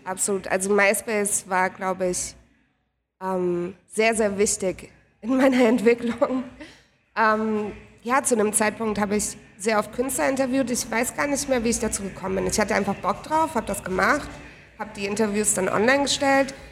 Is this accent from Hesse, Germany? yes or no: no; Heidelberg, Baden-Württemberg, Germany; moved away as an adult; now in Berlin, Germany; ursprünglich aus Heidelberg und seit vier Jahren wohne ich in Berlin